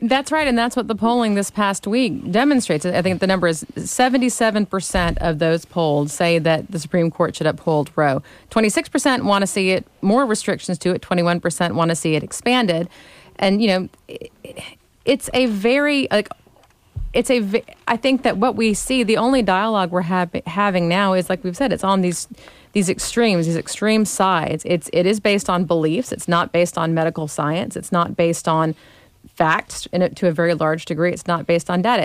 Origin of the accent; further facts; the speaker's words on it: Gulf Coast, United States; moved away; also born or lived in Smyrna; I grew up on the Gulf Coast